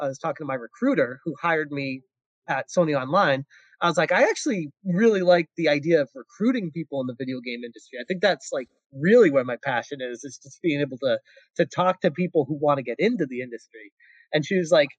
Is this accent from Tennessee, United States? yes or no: no; Massachusetts, United States; moved away as an adult; now in California, United States; I was born and raised in Massachusetts and moved out to California when I was 25.